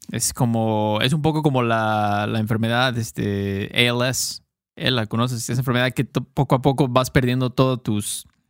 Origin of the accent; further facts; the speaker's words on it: Mexico; Obviamente somos mexicanos, entonces usamos muchísimas muchísimos coloquialismos y slang de México